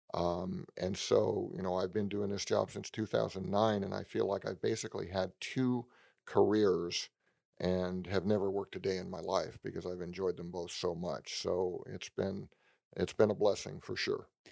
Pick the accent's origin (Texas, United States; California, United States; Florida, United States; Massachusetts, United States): California, United States; San Francisco Bay Area; I grew up in the San Francisco Bay Area